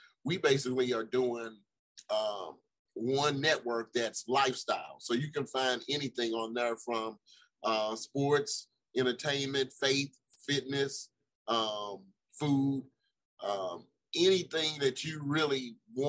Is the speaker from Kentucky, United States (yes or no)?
no; St. Louis, Missouri, United States; I'm from St. Louis